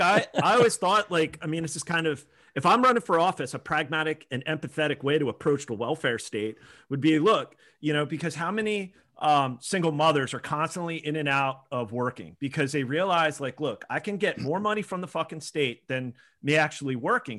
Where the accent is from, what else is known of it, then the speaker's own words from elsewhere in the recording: Pennsylvania, United States; I grew up with him in Pennsylvania